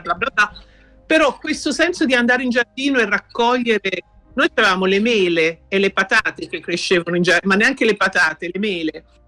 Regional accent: London, United Kingdom; io sono nata in Inghilterra e allora per me quando ero piccola eh, venivo sempre in Italia

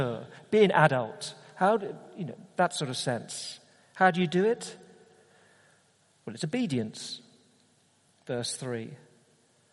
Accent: United Kingdom; as a Brit, all right, a Brit going to Australia

